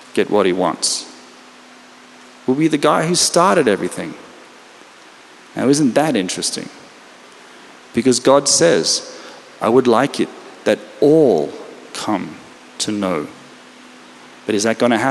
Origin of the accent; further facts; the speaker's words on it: Australia; now in Israel; I come from Australia, which means we actually still have a king or queen.